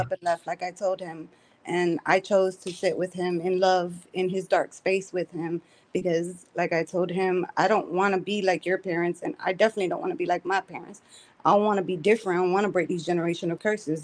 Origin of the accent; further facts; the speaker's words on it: Chicago, Illinois, United States; now in Florida, United States; I'm from Chicago